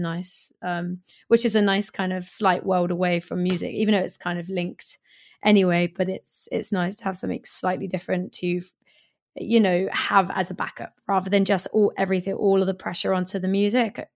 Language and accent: English; Swindon, South West England, United Kingdom; moved away as an adult; also born or lived in Hackney, London / Stoke Newington, London; now in London, United Kingdom; my hometown of Swindon